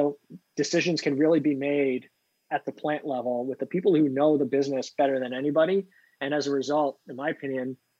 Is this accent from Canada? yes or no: yes; Canada; now in Pittsburgh, United States; I'm a Canadian living in Pittsburgh